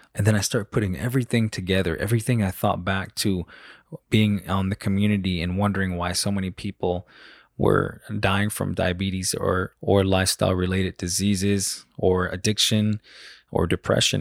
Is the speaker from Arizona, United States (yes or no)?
yes; Salt River community, Arizona, United States; I was born and raised in the Salt River community, right outside of Phoenix in central Arizona.